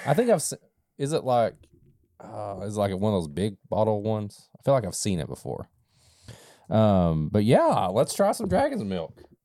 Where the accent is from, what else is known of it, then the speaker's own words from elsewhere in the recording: Eastern Kentucky, United States; I grew up in a holler. And yes, I grew up in Eastern Kentucky